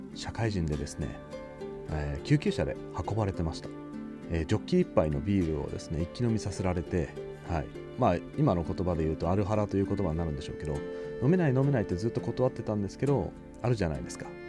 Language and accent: Japanese; Kyushu, Oita, Japan; now in Tokyo, Japan; 生まれは大分の九州九州男児というカテゴリーに属する